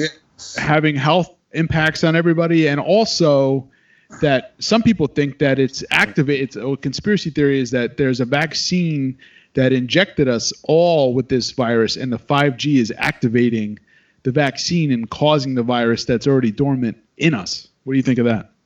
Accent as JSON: {"language": "English", "region": "New York", "country": "United States", "moved": "yes", "lives_now": "Los Angeles, United States", "said": "I'm from New York"}